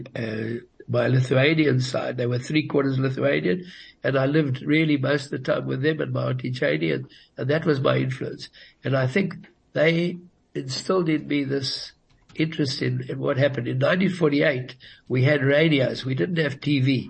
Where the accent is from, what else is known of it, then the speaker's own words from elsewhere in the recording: Johannesburg, Gauteng, South Africa; first language Yiddish; English is a second language; I was born in Johannesburg